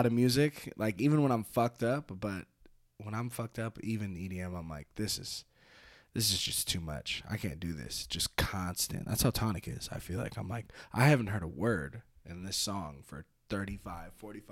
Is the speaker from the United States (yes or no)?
yes; California, United States; now in Reno, United States; I'm from California